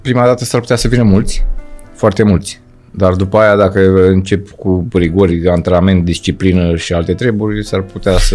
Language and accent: Romanian; Moldavia, Romania; moved away; am fost născut în Moldova, la un oraș